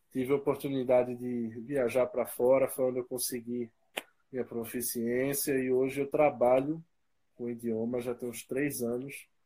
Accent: Recife, Pernambuco, Brazil; also born or lived in United States; eu sou daqui de Recife, sou brasileiro, né? E o que eu posso falar sobre mim? Eu já vivi um tempo nos Estados Unidos, eu sempre curti muito a língua, né?

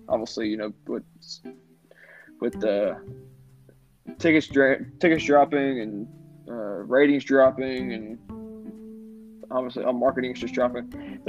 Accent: Tennessee, United States; I'm from Tennessee

